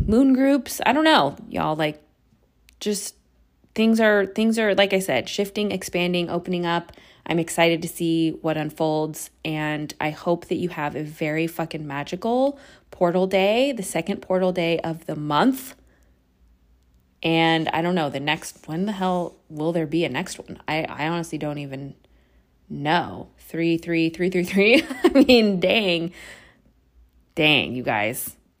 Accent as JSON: {"language": "English", "area": "suburb outside of San Francisco", "region": "California", "country": "United States", "tie": "born or raised there", "said": "I moved back home to my hometown, which is like a suburb outside of San Francisco"}